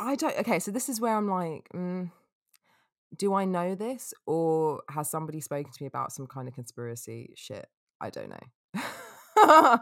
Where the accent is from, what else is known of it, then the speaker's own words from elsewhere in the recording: England, United Kingdom; being English